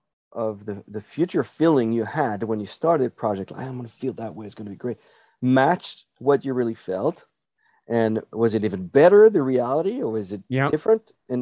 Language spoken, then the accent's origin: English; North Dakota, United States; We're from North Dakota, right?